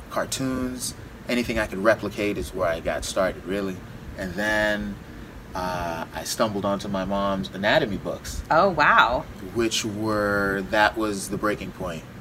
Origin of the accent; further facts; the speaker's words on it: Massachusetts, United States; born there; also born or lived in Florida / California; I was born in Massachusetts. Folks moved, or mom moved to Florida.